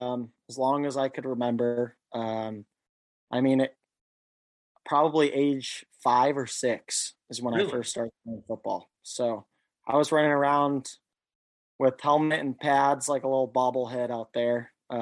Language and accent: English; New Buffalo, Michigan, United States; also born or lived in Chicago / Valparaiso; So I started playing in New Buffalo, Michigan. I was born in Chicago, and then we had moved to Indiana, Valparaiso, and then from there we moved to New Buffalo shortly after.